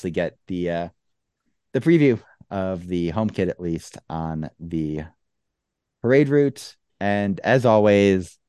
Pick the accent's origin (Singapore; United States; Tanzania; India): United States; as an American